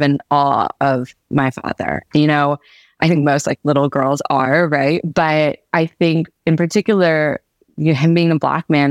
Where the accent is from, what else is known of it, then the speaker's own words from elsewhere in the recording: Atlanta, Georgia, United States; I never think of myself as like a Southerner, but that's really where I spent most of my formative years. And I have a lot of love for Atlanta. That's definitely where I enjoyed growing up as a kid.